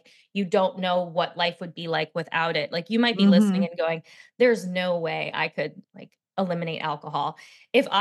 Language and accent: English; New Jersey shore, United States; I was raised in Jersey at the shore, but I always say not the Jersey Shore